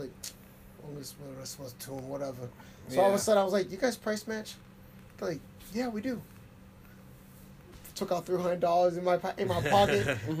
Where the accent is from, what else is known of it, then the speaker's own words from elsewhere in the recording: Framingham, Massachusetts, United States; I grew up in Framingham since 92, I think it was. Yeah, I was out here.